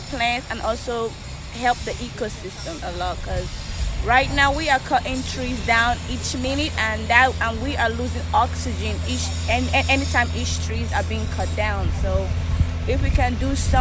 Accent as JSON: {"language": "English", "country": "Nigeria", "also_born_or_lived": "New York, United States / Houston, United States", "moved": "yes", "lives_now": "Huntsville, United States", "said": "I'm naturally from Africa, Nigeria. Nigeria, but I've been in the United States for 10 years. I lived in New York for 3 years"}